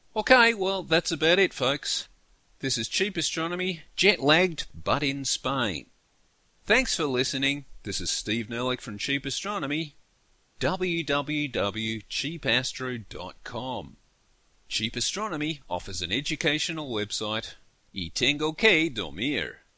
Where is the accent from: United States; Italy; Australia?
Australia; Canberra, Australian Capital Territory; I'm from Canberra